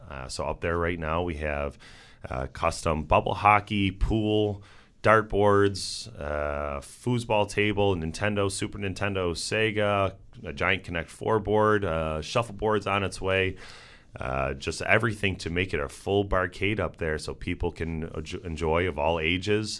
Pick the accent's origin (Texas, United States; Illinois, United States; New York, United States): New York, United States; Amherst; also born or lived in Buffalo; I am here from Buffalo. I went to Sweet Home High School, grew up in Amherst